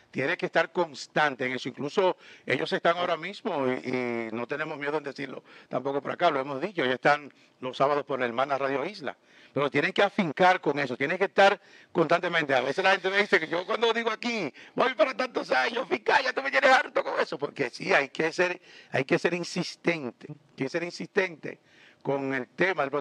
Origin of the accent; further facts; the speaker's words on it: Barahona, Dominican Republic; mi pueblo Barahona.